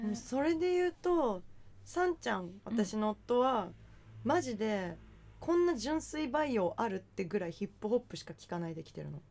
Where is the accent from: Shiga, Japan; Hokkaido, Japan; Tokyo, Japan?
Tokyo, Japan; Oizumigakuen; 大泉学園に私住んでたけど